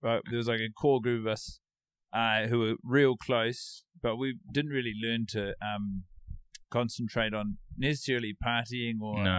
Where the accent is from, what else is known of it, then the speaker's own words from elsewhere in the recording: Christchurch, Canterbury, New Zealand; I grew up in Christchurch, New Zealand.